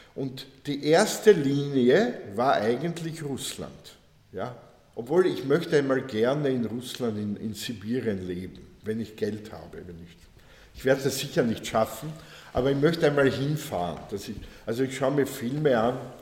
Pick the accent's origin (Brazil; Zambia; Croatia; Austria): Austria; South Burgenland; ich komme aus dem Burgenland, Südburgenland, ja. Da hat es keine Asiaten gegeben, ja. Also nicht in dem, ich komme vom Land